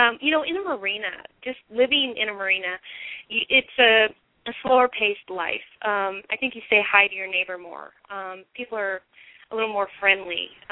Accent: Minnesota, United States; moved away as an adult; also born or lived in Seattle, Washington; I grew up in Minnesota, in the middle of a cornfield, with some lakes and water skiing and things like that.

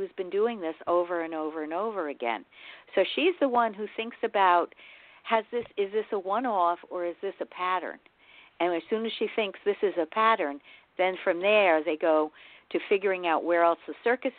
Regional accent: Yonkers, New York, United States; now in Dutchess County, United States; I live in Dutchess. I live right north of you. And I grew up in Yonkers

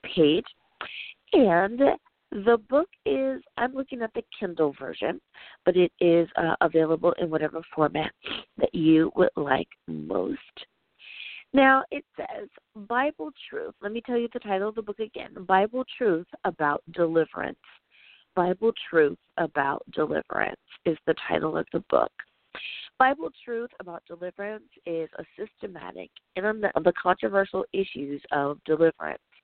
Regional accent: United States; the good old U.S. of A, my home country

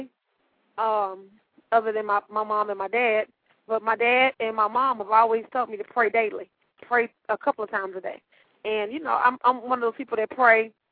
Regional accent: Dallas, Texas, United States; I have a 214 area code, I'm from Dallas, Texas

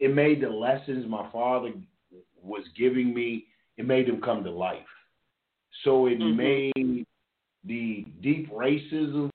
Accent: Louisville, Kentucky, United States; moved away; also born or lived in Georgia; I'm from Louisville, Kentucky. I grew up with white people.

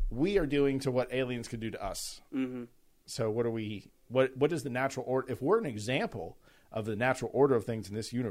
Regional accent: United States; I'm an American.

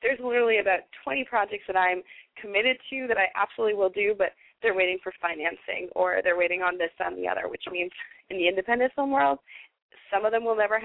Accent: Canada; now in Los Angeles, United States; my home country of Canada

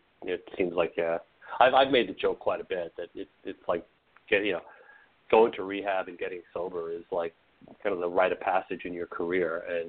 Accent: New England, United States; I grew up in the Northeast in New England

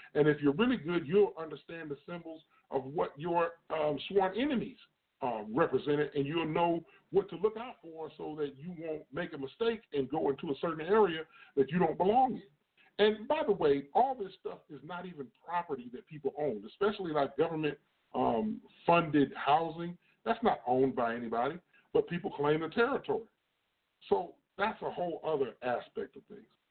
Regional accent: East Moline, Illinois, United States; I'm originally from a town called East Moline, Illinois

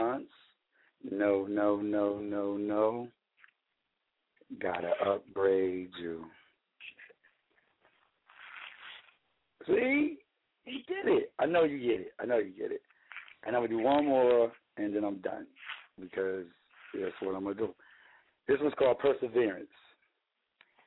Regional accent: Delaware, United States; now in Cincinnati, United States; I'm from Delaware, living in Cincinnati right now

